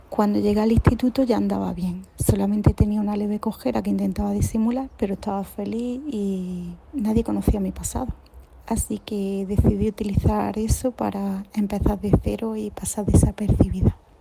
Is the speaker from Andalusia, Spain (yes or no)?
yes; Granada, Andalusia, Spain; por el acento podéis ver que soy de Granada